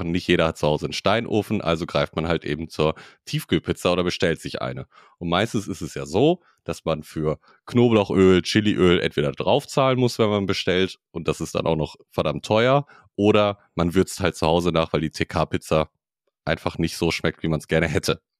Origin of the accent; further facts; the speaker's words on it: Switzerland; Ich komme aus der Schweiz, ne?